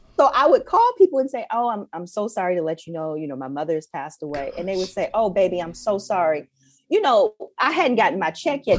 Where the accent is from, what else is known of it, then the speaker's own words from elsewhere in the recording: Detroit, Michigan, United States; growing up in Detroit, especially growing up in Detroit, at that time, like in the eighties and nineties